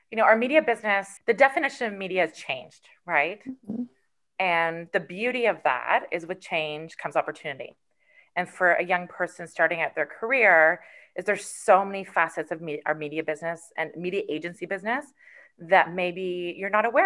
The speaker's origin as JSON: {"language": "English", "country": "Canada", "said": "being a Canadian in our in our in our Canadian identity."}